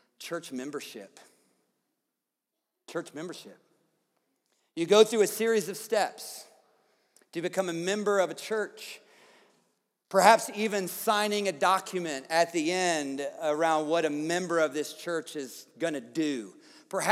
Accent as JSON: {"language": "English", "region": "the South", "country": "United States", "tie": "born or raised there", "moved": "yes", "said": "I grew up in the South"}